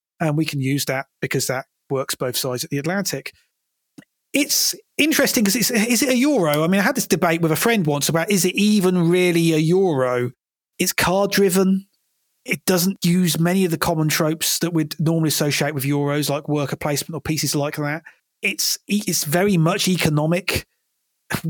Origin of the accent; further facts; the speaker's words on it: United Kingdom; my home country of the United Kingdom